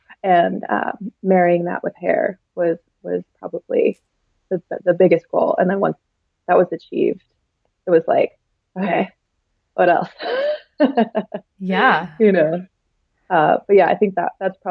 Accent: United States; the society that we were raised in here in America

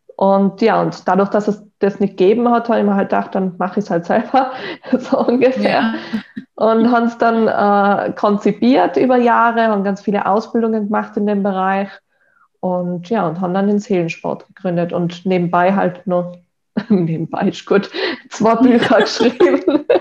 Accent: Tyrol, Austria; ich bin in Tirol aufgewachsen

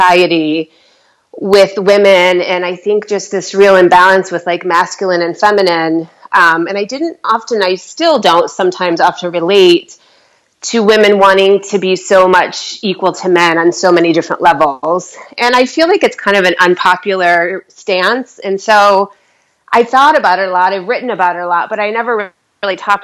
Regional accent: Michigan, United States; I'm from Michigan, so I know the Midwest

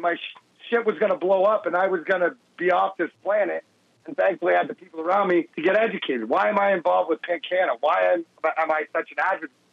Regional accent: Canada; when you grow up in Canada

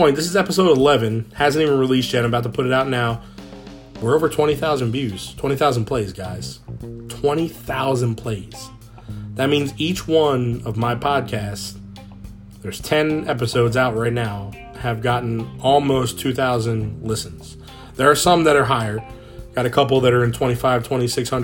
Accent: United States; also born or lived in New Orleans, Louisiana; Growing up in that area of the United States was much more part of my life

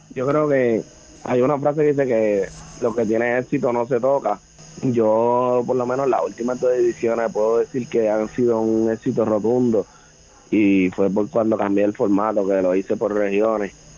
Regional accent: Las Piedras, Puerto Rico; Casi siempre representé los colores de, mi pueblo. Gané en campeonato nacional del, eh, del torneo novicio en el 2009 con los Taínos de las Piedras

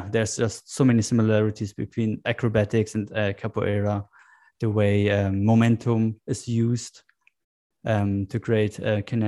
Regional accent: Germany; I grew up in Germany

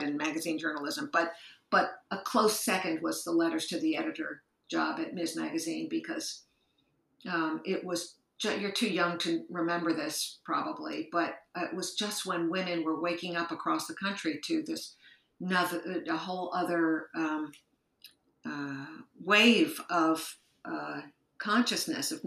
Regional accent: Rutherford, New Jersey, United States; moved away as an adult; now in New York City, United States; I was raised in Rutherford, New Jersey, which is a small town about 20 minutes outside the city

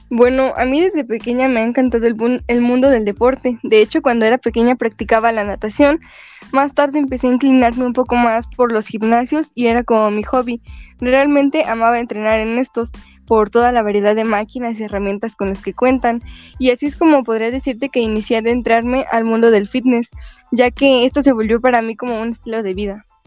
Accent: Los Reyes La Paz, State of Mexico, Mexico; yo soy originaria del Estado de México. Exactamente vengo de una pequeña ciudad llamada Los Reyes La Paz

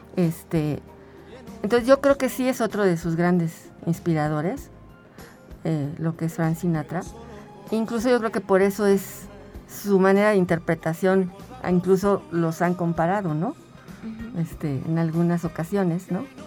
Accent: Mexico City, Mexico; now in San Luis Potosí, Mexico; Yo soy de la Ciudad de México, pero tengo aquí 17 años

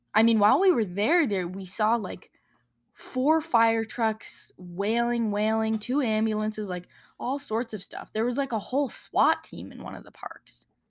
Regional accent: Wyoming, United States; growing up in Wyoming and, you know, seeing the mountains here and in Colorado

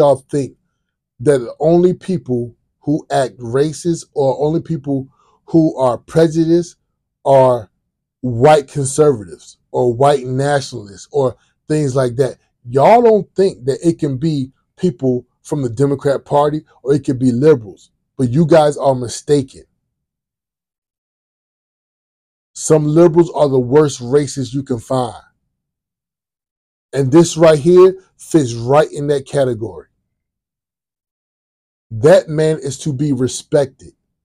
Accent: Virginia, United States; I'm from Virginia. I was born and raised in Virginia.

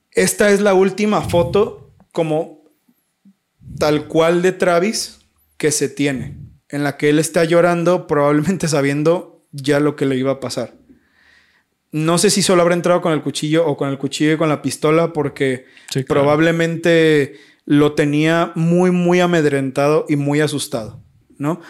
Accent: Mexico; yo soy de México

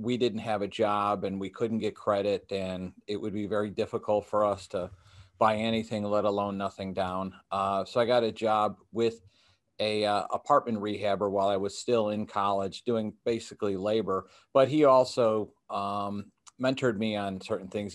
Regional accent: Chicago, Illinois, United States; I grew up in the Chicago area

